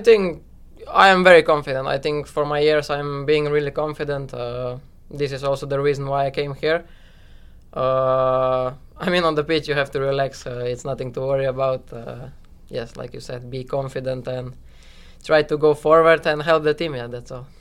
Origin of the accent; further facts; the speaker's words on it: Slovenia; now in New York, United States; I'm from Slovenia